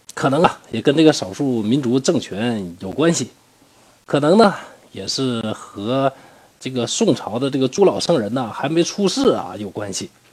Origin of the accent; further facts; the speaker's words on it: Northeast China, China; accent: Northeastern dialect; 用我们东北话